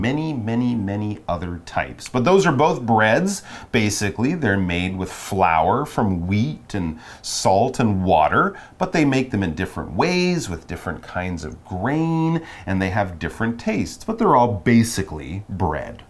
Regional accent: Montreal, Quebec, Canada; I'm from Montreal, Canada

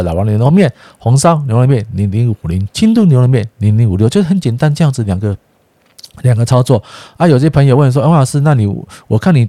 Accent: Taiwan; 我是台湾人，我是台湾音音的哈，所以有时候啊，朋友都纠正我，怎么不讲这个左岸的用语？我们是台湾。

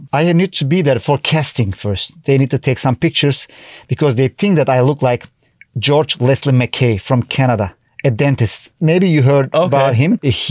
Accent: Turkey; first language Turkish; English is a second language; moved away as an adult; now in Taiwan; I'm coming from Turkey. I used to work as a travel guide in different languages. I was speaking in German.

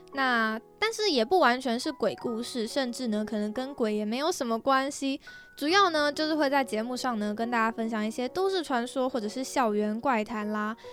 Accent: Taipei, Taiwan; 身为土生土长的台北人

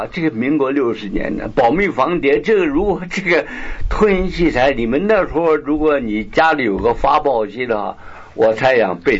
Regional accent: Beijing, China; moved away; 因为我是北京人嘛，这样。不过在外面流浪很久，并不是纯粹是北京话啊。

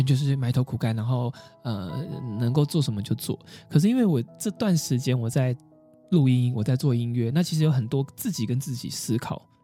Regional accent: Kaohsiung, Taiwan; moved away as an adult; now in Taipei, Taiwan; 我住台北好多年了，然后高雄是我的家乡

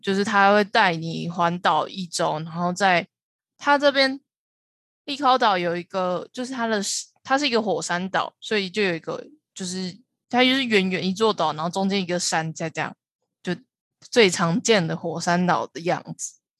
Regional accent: Taiwan; 知道我是台湾人才会放

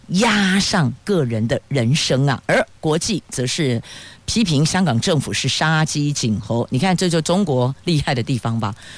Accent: Taiwan; 宝岛、民主的台湾，还真的是挺珍贵的，也很庆幸我们是生在这里、长在这里

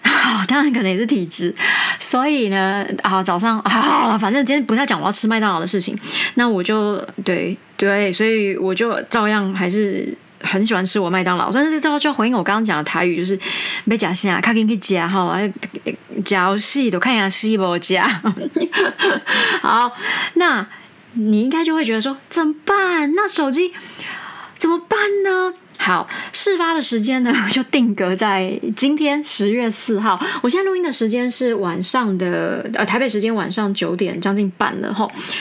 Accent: United States; 其实主要是因为我们都是美国人在在校对这些东西，主笔者当然是我，所以会比较是一个美国人的思路

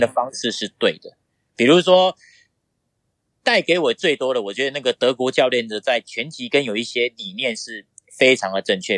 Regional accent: Wandan, Pingtung County, Taiwan; 那我出生于在屏东县万丹乡，就是万丹红豆出，那个有名的地方啦

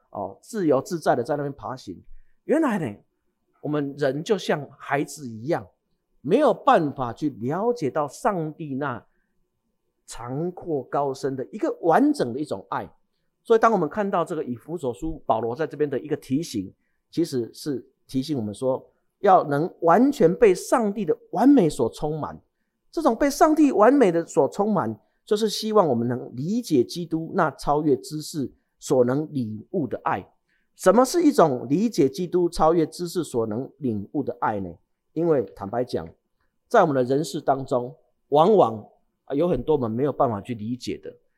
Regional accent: Changhua County, Taiwan; 我是在彰化长大的

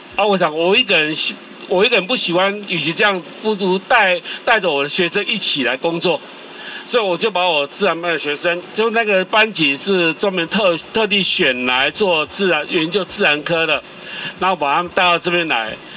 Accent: the Starlight Orchard area, Tainan, Taiwan; 我小时候在这边就很多银河从

